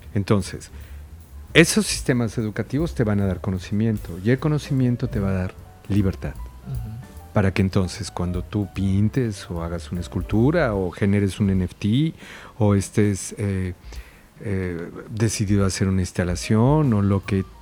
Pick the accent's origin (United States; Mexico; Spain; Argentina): Mexico; el otro somos nosotros, es mexicano